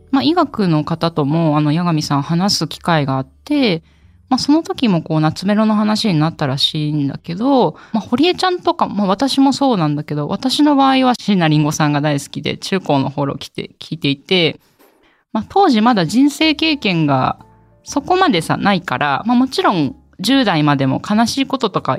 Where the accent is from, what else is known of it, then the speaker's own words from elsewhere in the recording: Kagoshima, Japan; ぜひお読みください、はい、今日のテーマは私の出身の鹿児島の方言につい